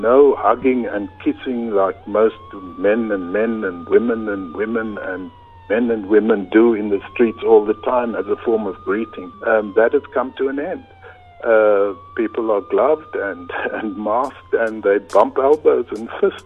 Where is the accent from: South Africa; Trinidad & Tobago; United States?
South Africa; Cape Town, Western Cape; moved away as an adult; now in Italy; I grew up on the Cape Flats